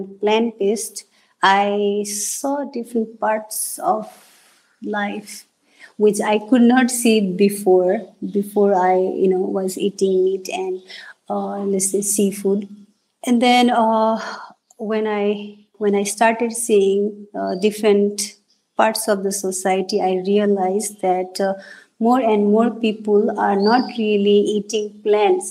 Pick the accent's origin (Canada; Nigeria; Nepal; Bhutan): Nepal; moved away as an adult; now in United States; The ethnicity I am from Nepal, we eat a lot of meat